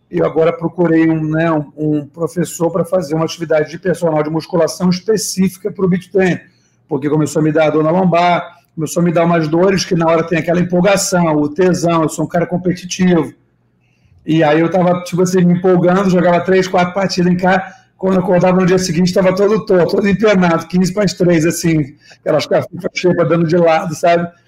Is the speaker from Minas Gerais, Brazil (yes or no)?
no; Niterói, Rio de Janeiro, Brazil; now in Rio de Janeiro, Brazil; Sou nascido e criado lá, moro no Rio aqui há 10 anos, mas sou de São Francisco.